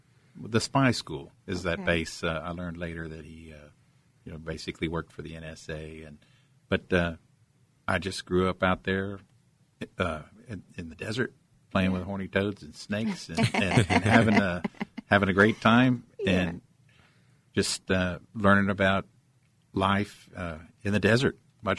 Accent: San Angelo, Texas, United States; also born or lived in Germany; So, I was raised in West Texas.

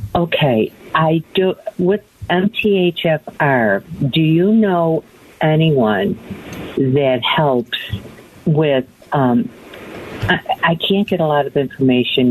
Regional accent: New York, United States; moved away as an adult; now in Phoenix, United States; I'm from New York and just moved here

